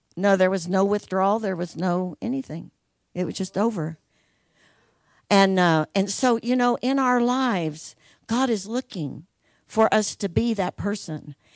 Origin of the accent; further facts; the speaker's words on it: Logansport, Indiana, United States; in Logansport, where I'm from, the city of Logansport gave them a school building and they just started Heartland in Logansport, my hometown